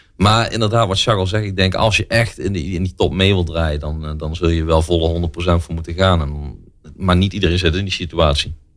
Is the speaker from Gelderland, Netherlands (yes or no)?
no; Venlo, Limburg, Netherlands; also born or lived in Eindhoven; Ik eh, kom uit Venlo. Ik woon in Venlo in ieder geval. Ik ben in Eindhoven geboren. Eh, zes jaar van mijn leven gewoond. En eh, sindsdien eh, naar Venlo En daar woon ik nog steeds